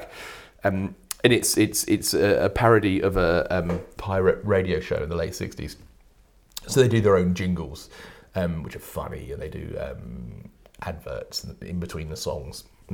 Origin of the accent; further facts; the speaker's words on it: England, United Kingdom; we are English